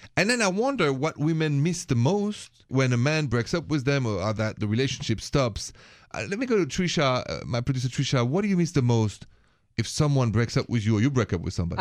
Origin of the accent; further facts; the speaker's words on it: Paris, Île-de-France, France; accent: French from Paris; English is a second language; moved away; my accent is French from Paris